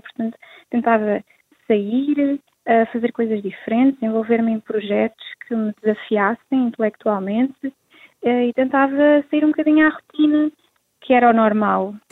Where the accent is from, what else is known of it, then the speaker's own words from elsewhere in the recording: Rio Maior, Santarém District, Portugal; estou a organizar um ATL uh, eh, para os jovens da da minha aldeia